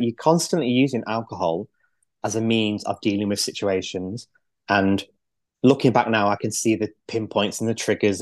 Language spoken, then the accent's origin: English; Manchester, North West England, United Kingdom; now in Lancashire, United Kingdom; I grew up in Manchester, so I'm not from round these parts.